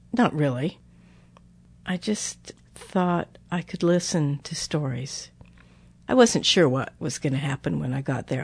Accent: United States; I'm an American

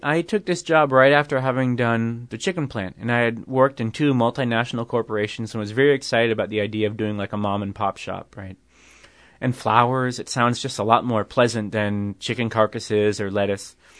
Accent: New York, United States; I'm from New York

